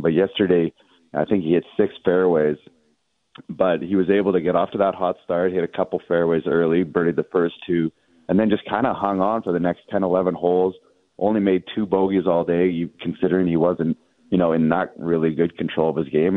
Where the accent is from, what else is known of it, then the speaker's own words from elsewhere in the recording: Canada; as a Canadian golf fan